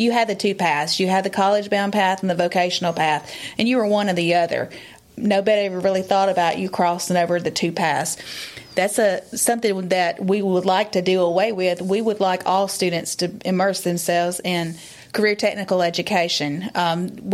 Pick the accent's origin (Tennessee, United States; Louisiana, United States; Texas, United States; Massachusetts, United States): Tennessee, United States; Giles County; I am from Giles County